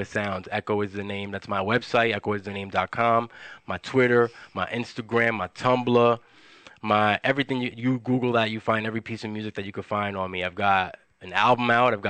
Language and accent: English; New York City, New York, United States; moved away; I'm from Wash Heights